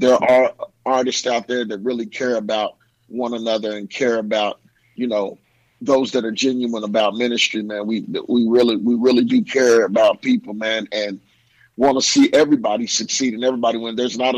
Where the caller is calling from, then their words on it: Louisville, Kentucky, United States; calling from Louisville, Kentucky.